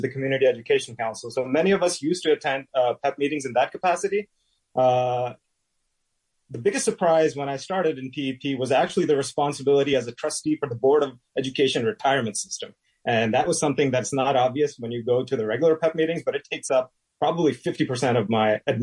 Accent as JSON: {"language": "English", "town": "New York City", "region": "New York", "country": "United States", "tie": "born or raised there", "also_born_or_lived": "Pakistan", "said": "I'm an immigrant from Pakistan, and I came in the early 80s and also did my entire schooling in Brooklyn public schools."}